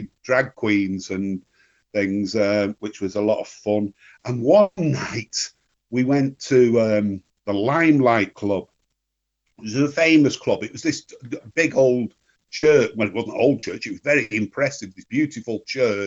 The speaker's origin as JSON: {"language": "English", "region": "Northern England", "country": "United Kingdom", "said": "being English and Northern and scruffy"}